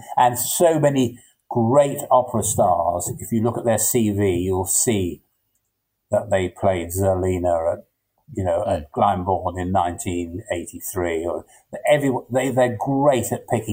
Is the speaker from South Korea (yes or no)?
no; England, United Kingdom; But I'm English. I feel English